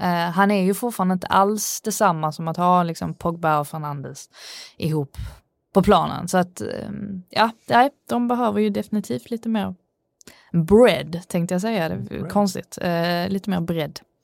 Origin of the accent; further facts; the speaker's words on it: Sweden; jag är svensk